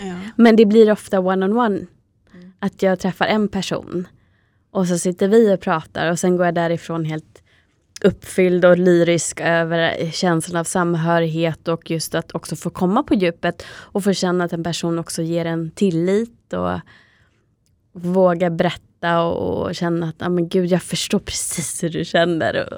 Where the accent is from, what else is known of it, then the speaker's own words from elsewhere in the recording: Täby, Stockholm County, Sweden; i Täby där vi växte upp, eller i alla fall större delen av livet